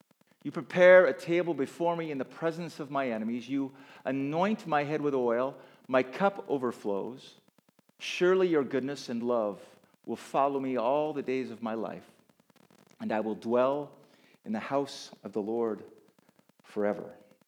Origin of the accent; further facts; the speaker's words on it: Kenya; I grew up in Kenya, where the Maasai would herd sheep and goats.